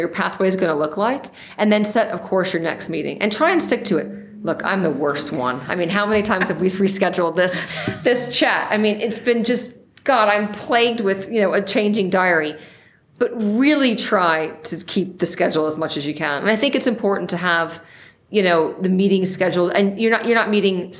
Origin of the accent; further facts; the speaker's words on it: United States; I'm from New York